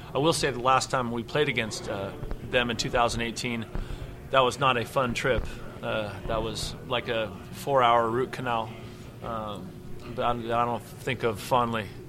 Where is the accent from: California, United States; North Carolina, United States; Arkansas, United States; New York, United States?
California, United States; Bay Area; I grew up in the Bay Area